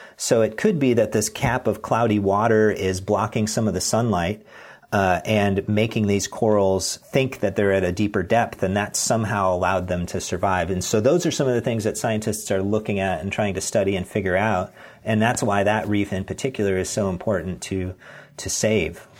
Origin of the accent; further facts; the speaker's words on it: Pacific Northwest, United States; I'm from the Pacific Northwest